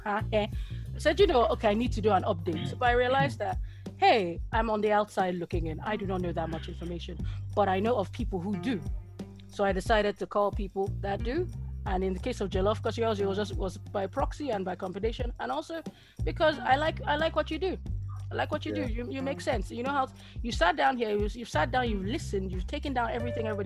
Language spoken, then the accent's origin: English; Nigeria; now in United Kingdom; I was born and bred in Nigeria before I came here.